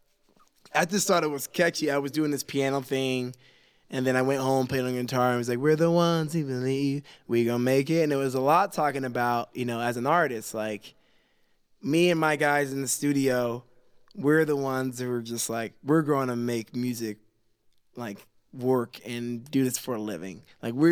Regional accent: California, United States; also born or lived in Los Angeles; now in Salt Lake City, United States; I grew up in California, really diverse, but there were still race wars at my school and riots and stuff like

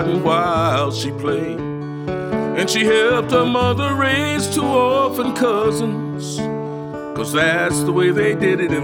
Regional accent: Detroit, Michigan, United States; I'm born and raised in Detroit

